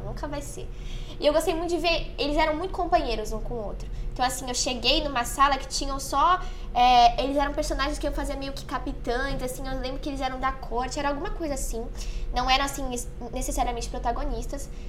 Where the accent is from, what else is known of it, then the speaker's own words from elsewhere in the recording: São Vicente, São Paulo, Brazil; sou de São Vicente